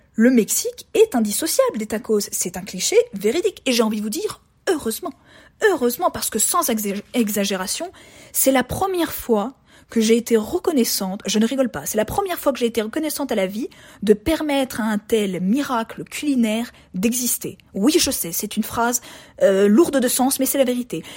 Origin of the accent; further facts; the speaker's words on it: France; moved away as an adult; now in Mexico; En tant que française lambda qui ne connaissait pas la cuisine mexicaine avant de venir ici